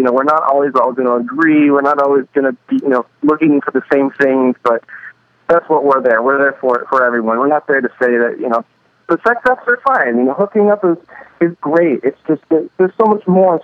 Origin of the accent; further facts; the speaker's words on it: Nebraska, United States; some kid like me growing up in Nebraska